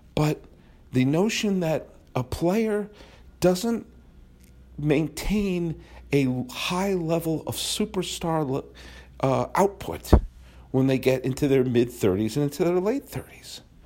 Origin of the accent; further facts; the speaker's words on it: United States; I am an American. I'm a proud American